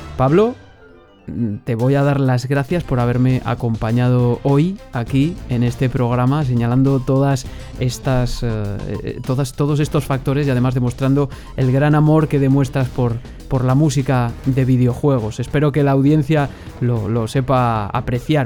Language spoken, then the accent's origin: Spanish; Valladolid, Castile and León, Spain; de Valladolid, justo de donde soy yo